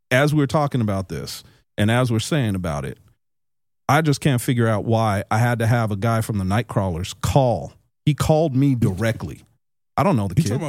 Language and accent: English; Las Vegas, Nevada, United States; also born or lived in Canada; I've been in Vegas for 44 years